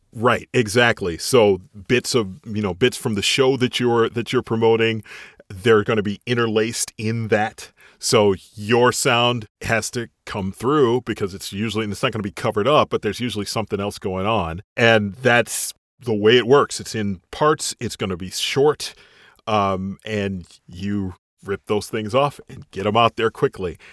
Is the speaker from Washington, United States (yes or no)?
no; Chicago, Illinois, United States; now in North Carolina, United States; I'm from the Chicago area. So I know I grew up around, you know, Chicago Cubs, Bears, White Sox